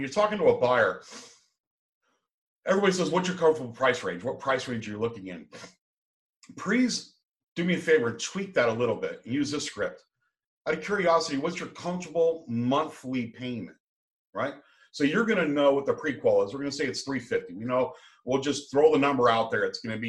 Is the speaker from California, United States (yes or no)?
yes; San Diego, California, United States; I come from San Diego. We got a big retirement area up there too.